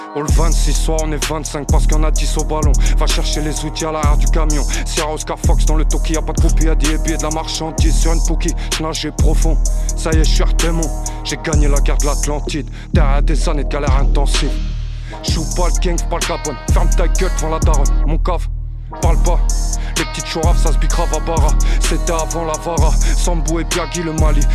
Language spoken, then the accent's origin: French; Seine-Saint-Denis, Île-de-France, France; je viens pas de Paris, je viens du 93.